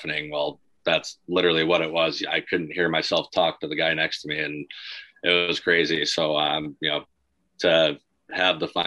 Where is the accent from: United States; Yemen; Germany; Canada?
United States; Michigan; We're both from Michigan, grew up playing roller hockey together